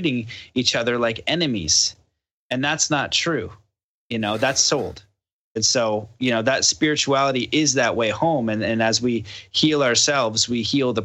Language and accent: English; Canada; I'm from Canada